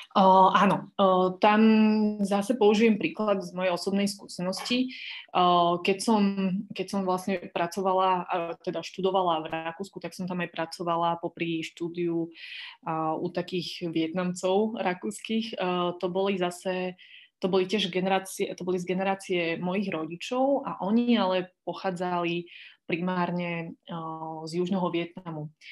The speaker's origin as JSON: {"language": "Slovak", "country": "Slovakia", "said": "keď som sa predstavila ako niekto, kto pochádza zo Slovenska"}